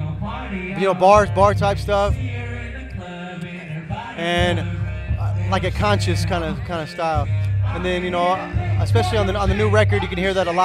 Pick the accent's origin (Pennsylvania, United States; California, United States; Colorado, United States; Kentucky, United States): California, United States; Rohnert Park; also born or lived in Santa Rosa, California; I'm from Santa Rosa, but I was raised in Roanoke Park.